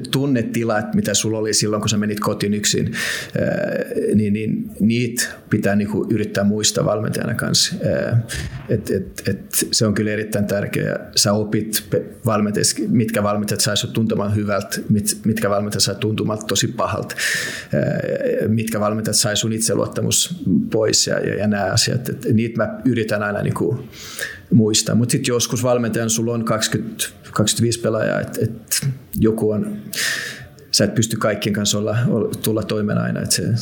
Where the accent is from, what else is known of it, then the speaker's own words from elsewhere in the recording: Finland; kun mä tulin Suomesta sinne, se, se miten, ne, ne, ne, ne, miten meitä kohdeltiin